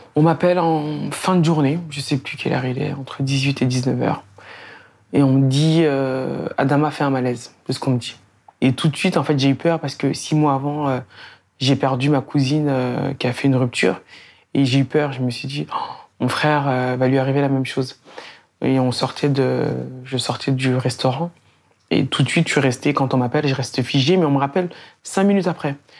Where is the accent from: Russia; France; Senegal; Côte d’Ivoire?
France; Beaumont-sur-Oise, Île-de-France; also born or lived in Sarcelles; j'ai grandi à Beaumont-sur-Oise. Euh, j'arrive là-bas quand j'ai trois ans